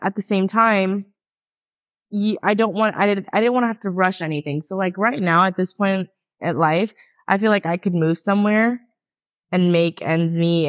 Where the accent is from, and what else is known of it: Pompano Beach, Florida, United States; born or raised there